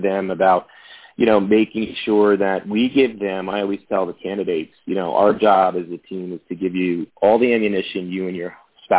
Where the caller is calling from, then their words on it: Morristown, New Jersey, United States; I'm calling from my home office today in Morristown, New Jersey.